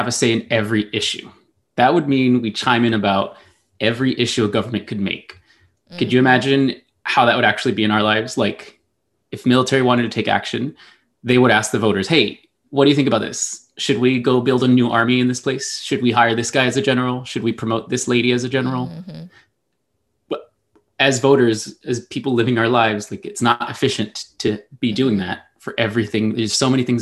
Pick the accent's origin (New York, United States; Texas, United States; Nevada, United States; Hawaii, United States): Texas, United States; El Paso; my hometown friends from El Paso